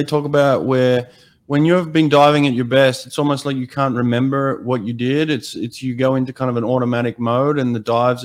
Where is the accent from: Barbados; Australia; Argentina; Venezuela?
Australia; now in United States; even as an Australian